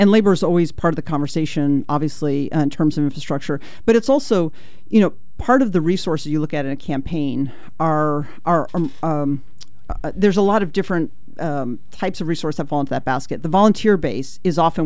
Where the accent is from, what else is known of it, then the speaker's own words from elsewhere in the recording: Ashland, Oregon, United States; down in Ashland, which is actually my hometown, down in Ashland